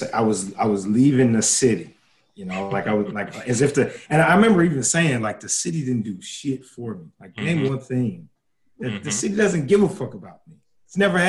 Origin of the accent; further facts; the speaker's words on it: Dayton, Ohio, United States; growing up in Dayton